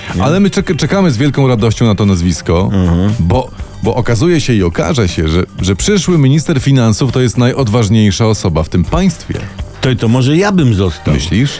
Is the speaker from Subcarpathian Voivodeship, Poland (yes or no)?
yes; Podkarpacie, Subcarpathian Voivodeship, Poland; tam u mnie na Podkarpaciu